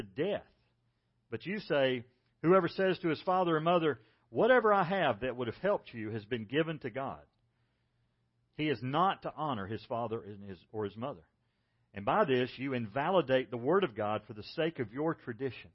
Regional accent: South Carolina, United States; I was from South Carolina

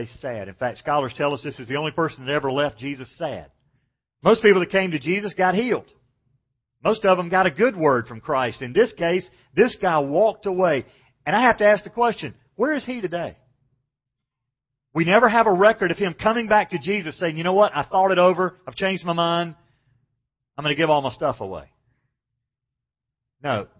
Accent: Macon, Georgia, United States; I grew up in Macon, Georgia, and we didn't have shopping malls when I was very young

